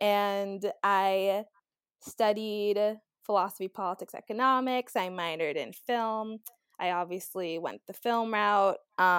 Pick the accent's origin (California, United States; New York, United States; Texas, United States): New York, United States; Long Island; also born or lived in Queens, New York / Brooklyn; So I'm from New York, born in Queens, raised in Long Island.